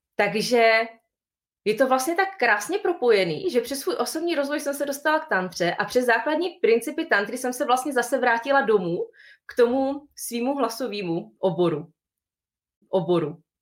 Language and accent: Czech; Bohemia, Czechia; u nás, v Čechách